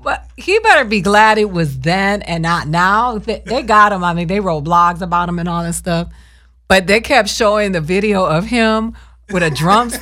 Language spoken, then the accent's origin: English; Miami, Florida, United States; I'm from Miami.